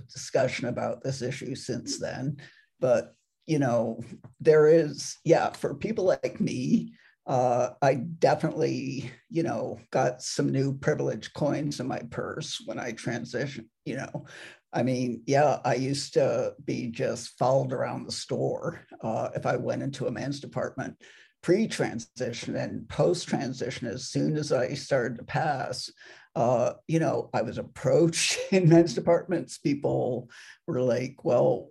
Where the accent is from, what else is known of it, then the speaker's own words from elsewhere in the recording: Massachusetts, United States; moved away as an adult; also born or lived in Syracuse, New York / Michigan; now in Minnesota, United States; I grew up in Mass. And, you know, for the first 18 years of my life